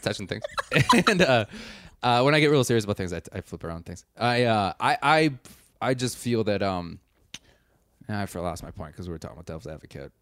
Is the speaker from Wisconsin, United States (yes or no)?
yes; Wisconsin, United States; I'm also from Wisconsin